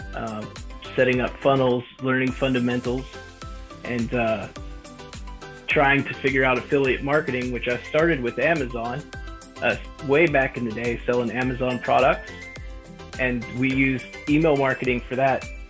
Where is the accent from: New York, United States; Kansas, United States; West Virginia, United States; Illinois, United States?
West Virginia, United States; I grew up in a small town in the backwoods of West Virginia